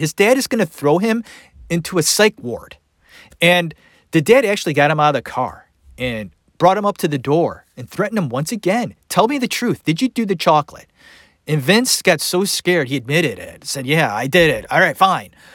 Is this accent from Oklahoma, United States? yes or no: no; Cleveland, Ohio, United States; I grew up in Cleveland.